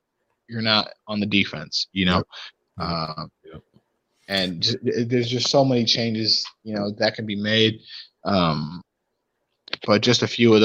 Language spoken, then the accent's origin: English; Cleveland, Ohio, United States; growing up in Cleveland